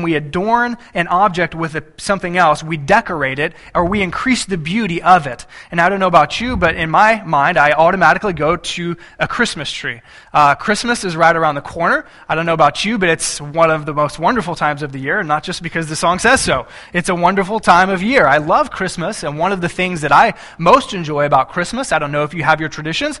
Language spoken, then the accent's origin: English; Texas, United States; moved away; I grew up in Texas